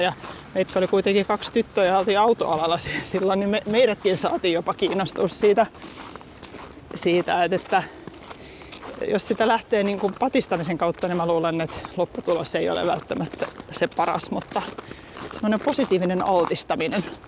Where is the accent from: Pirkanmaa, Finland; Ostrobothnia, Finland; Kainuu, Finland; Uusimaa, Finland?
Uusimaa, Finland; Helsinki; huhtikuussa 82 naisten klinikalla Helsingissä, kun olen syntynyt perheyritykseen